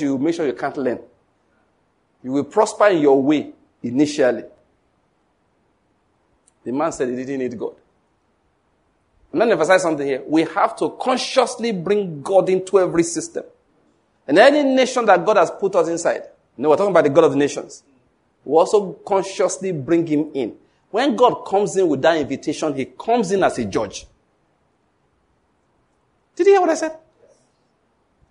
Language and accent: English; Ondo, Nigeria; now in Enugu, Nigeria; I was born in Ondo State, but now I live in Enugu. I've lived here for a long time now